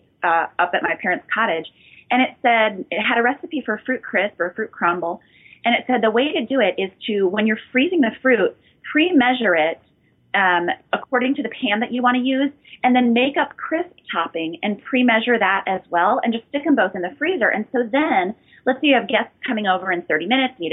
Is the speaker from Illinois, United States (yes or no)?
yes; outside Chicago, Illinois, United States; also born or lived in South Haven, Michigan; I grew up outside Chicago in this area